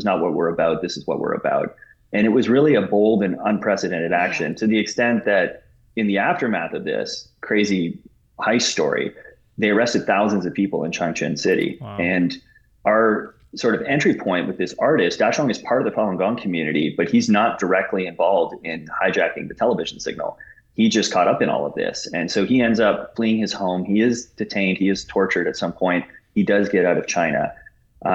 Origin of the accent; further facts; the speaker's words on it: Canada; We're Canadian